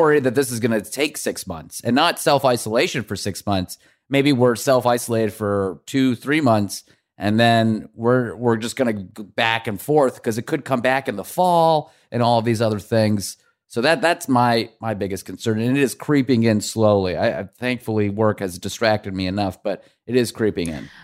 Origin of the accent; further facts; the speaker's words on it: Iran; now in New York, United States; we come from Iran